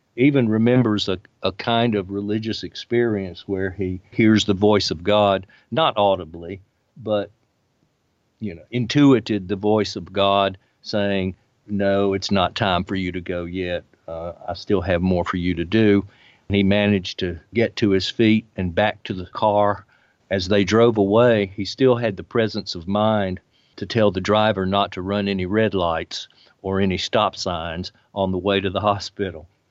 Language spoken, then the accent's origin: English; Birmingham, Alabama, United States; moved away; I was, uh, born and raised in Birmingham, uh, and lived there through most of the civil rights era.